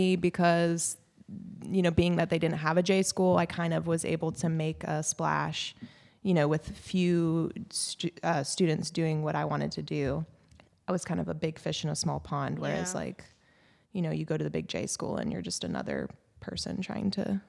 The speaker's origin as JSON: {"language": "English", "town": "Tacoma", "region": "Washington", "country": "United States", "said": "Okay, so I am from Tacoma, Washington. Okay. I went to a little high school called Steilacoom High School, the first incorporated town in Washington."}